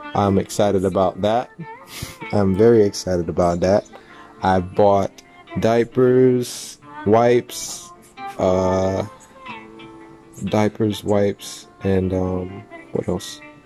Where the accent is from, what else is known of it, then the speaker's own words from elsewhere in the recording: North Miami, Florida, United States; my hometown and city, Miami